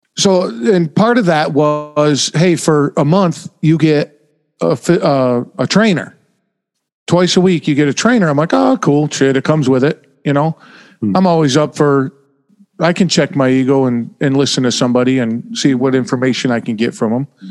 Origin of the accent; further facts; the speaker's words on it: Oneida, New York, United States; moved away as an adult; now in New Jersey, United States; I was born in upstate New York